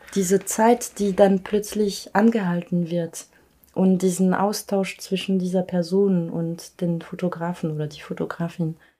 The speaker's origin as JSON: {"language": "German", "town": "Paris", "region": "Île-de-France", "country": "France", "tie": "born or raised there", "said": "ich groß geworden bin in Paris"}